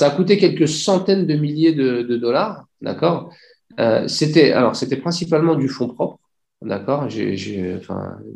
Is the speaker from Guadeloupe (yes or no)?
no; Algeria; je dis bah, super, je suis algérien, ça va me permettre de, faire un petit tour en Algérie de temps en temps.